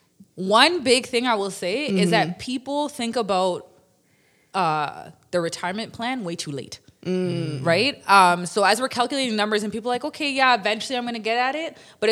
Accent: Toronto, Ontario, Canada; as a young girl, I grew up in Toronto community housing

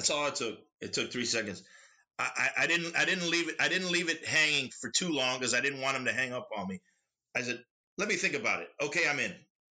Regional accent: Miami, Florida, United States; moved away as an adult; also born or lived in Queens, New York / Chicago; growing up in Miami, you're either Cuban by blood or Cuban by proxy

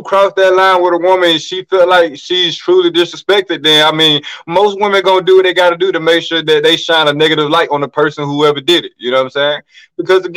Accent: Greensboro, Georgia, United States; now in Texas, United States; I'm from Greensboro, Georgia

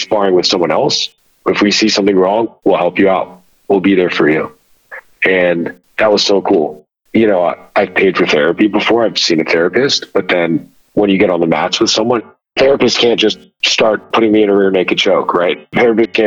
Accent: United States; growing up in America as a first generation child of Middle Eastern immigrants

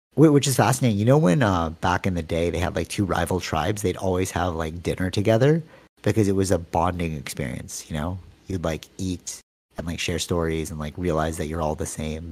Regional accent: Canada; I'm from Canada

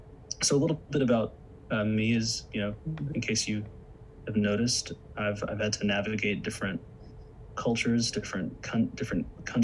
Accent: the Bible Belt, United States; growing up in churches in growing up in the Bible Belt, I was raised with having lots of questions

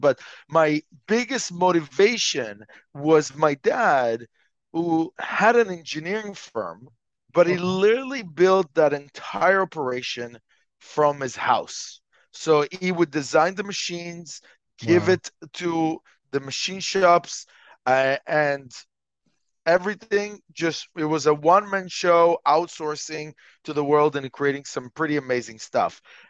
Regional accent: Montreal, Quebec, Canada; also born or lived in Israel; Okay, well, so I'm from Montreal, Canada. I'm actually originally from Israel, but that is really a long time ago.

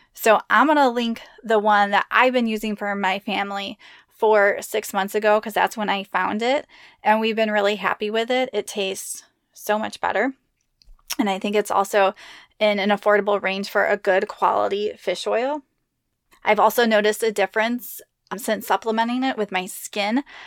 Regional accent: Midwest, United States; I grew up in the Midwest

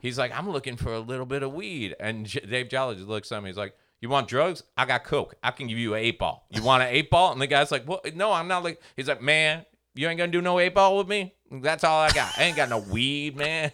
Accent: Port St. Lucie, Florida, United States; my hometown, Port Saint Lucie

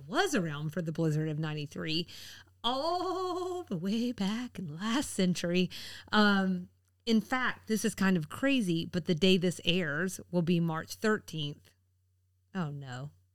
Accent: the South, United States; being a Southerner

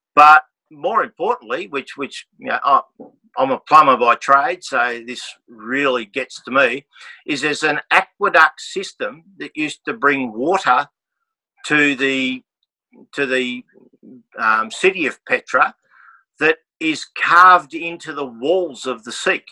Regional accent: Australia; we come from Australia

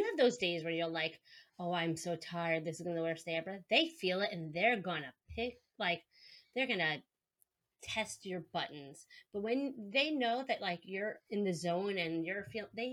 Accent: New York, United States; accent: New York; I'm a speech language pathologist from New York, if you can tell from my accent

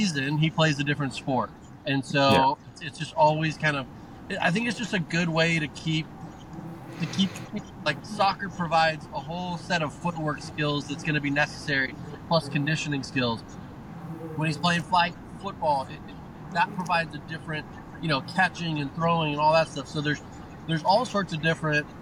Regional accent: Hawaii, United States; moved away as an adult; born and raised in Hawaii.

